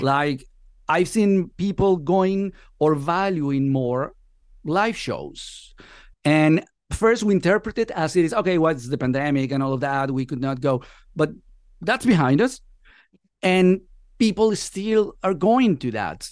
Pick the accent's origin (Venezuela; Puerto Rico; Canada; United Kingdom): Venezuela; moved away as an adult; now in Spain; I've been living here for the last, what, fourteen years. I'm originally from Venezuela.